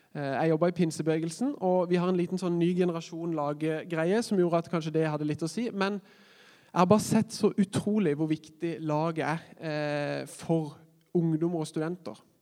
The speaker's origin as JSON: {"language": "Norwegian", "town": "Kristiansand", "region": "Agder", "country": "Norway", "tie": "born or raised there", "moved": "as an adult", "lives_now": "Oslo, Norway", "said": "jeg er jo født og oppvokst i Kristiansand og trodde aldri jeg skulle flytte ut av kommunen. Men nå bor jeg i Oslo."}